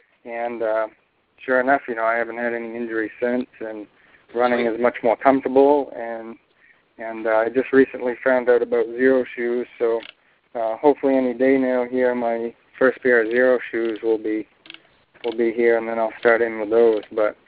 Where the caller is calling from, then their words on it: Bangor, Maine, United States; I'm calling from Bangor, Maine.